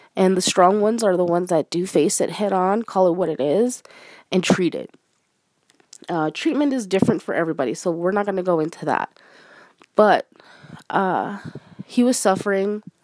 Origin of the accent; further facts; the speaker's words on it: Arizona, United States; I'm a Mexican American. I'm Hispanic, uh, born and raised in Arizona